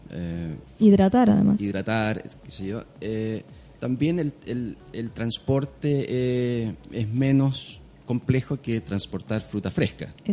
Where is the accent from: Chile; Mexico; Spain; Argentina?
Chile; southern Chile; born or raised there